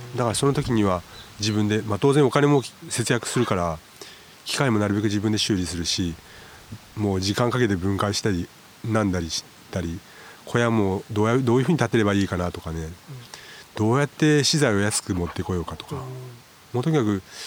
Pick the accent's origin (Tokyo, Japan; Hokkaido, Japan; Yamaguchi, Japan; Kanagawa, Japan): Yamaguchi, Japan; moved away as an adult; now in Suo-Oshima, Japan; 生まれは山口市で、うん、えっ、とそこで育って